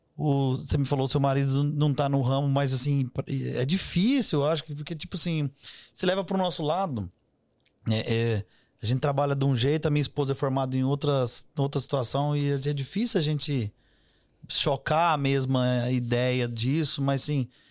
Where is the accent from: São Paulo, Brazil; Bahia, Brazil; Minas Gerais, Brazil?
Minas Gerais, Brazil; Eu adoro conversar com gente, é como um bom mineiro